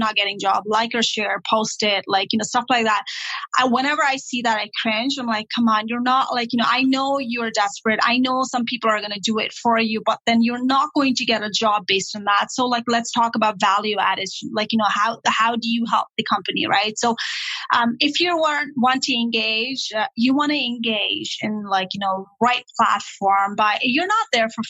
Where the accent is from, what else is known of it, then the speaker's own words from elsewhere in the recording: Nepal; English is a second language; also born or lived in Toronto, Canada; now in Sudbury, Canada; I was not born in Canada. I was born and raised in Nepal, and I had issues, ESL issues all the time.